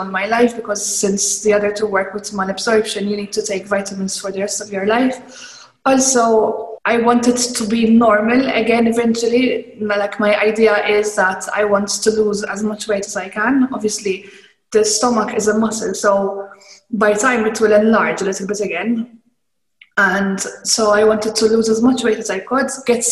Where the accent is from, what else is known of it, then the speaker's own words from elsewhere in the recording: Malta; I'm from Malta. We have big families